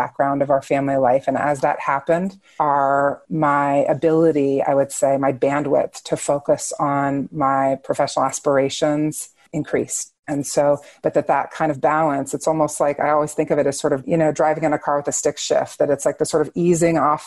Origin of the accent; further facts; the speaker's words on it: Washington, District of Columbia, United States; moved away; also born or lived in Chicago; I grew up in the Washington, D.C. area.